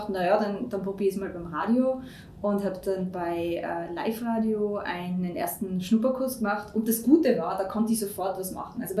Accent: Tyrol, Austria; moved away as an adult; also bin von Tirol, bin eine Tirolerin, äh, wie man doch noch hört.

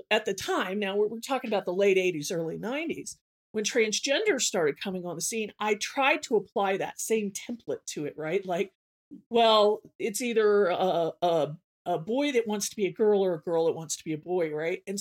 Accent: Southern United States, United States; I'm from the South, but my parents are liberals.

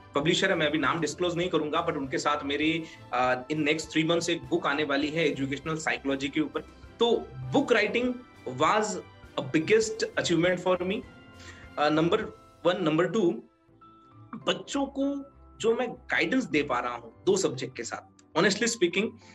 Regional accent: Aurangabad, Maharashtra, India; moved away as an adult; now in Udaipur, India; I belongs to Udaipur but I born and bought in Maharashtra and Aurangabad

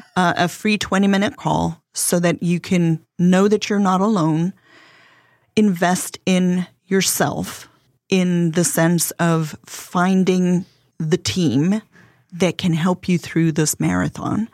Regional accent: South Africa; accent: South African; English is a second language; now in South Carolina, United States; my husband and I are originally from South Africa.

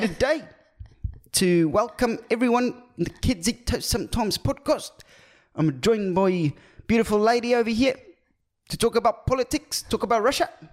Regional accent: South Africa; being South African

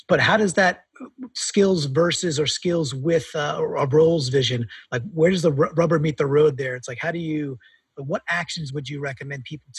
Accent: New York, United States; I'm a New Yorker

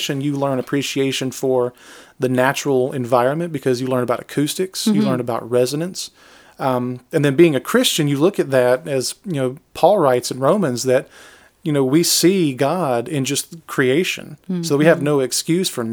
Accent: Pike County, Georgia, United States; also born or lived in Griffin, Georgia; I was born and raised in Georgia. Mm-hmm. I was born in Griffin. Spent all my life in Pike County. Still live in Pike County.

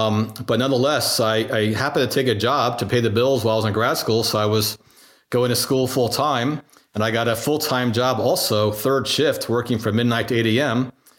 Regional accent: New Jersey, United States; also born or lived in Virginia / Germany / France / Pennsylvania; I was born in Virginia. My dad was actually in the military. So as a boy, I lived in Germany and France, Pennsylvania, and then he came back and retired in New Jersey. And so from there, I more or less grew up

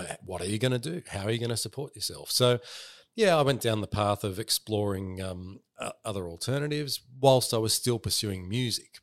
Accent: Northmead, New South Wales, Australia; I grew up in Northmead

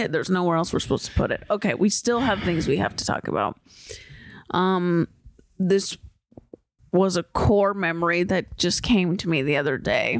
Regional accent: San Diego, California, United States; I'm from San Diego

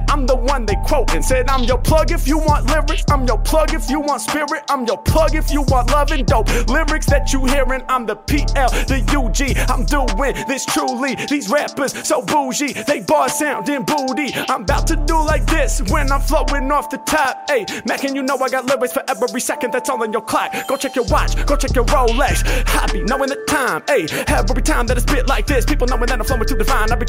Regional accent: India; I'm from India.

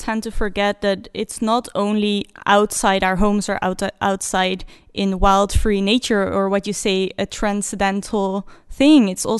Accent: Netherlands; now in Norway; I'm from the Netherlands.

